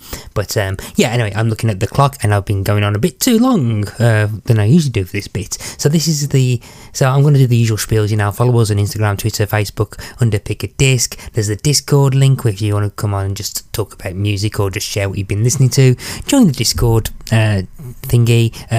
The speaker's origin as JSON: {"language": "English", "country": "United Kingdom", "said": "as much as the Brit in me would love to talk about the weather for an hour"}